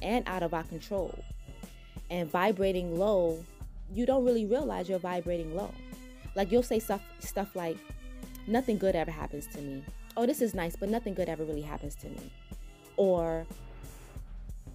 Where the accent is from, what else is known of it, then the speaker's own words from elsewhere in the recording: New York City, New York, United States; accent: New York twang; I am a New Yorker at heart. I have been riding the subway since a little girl.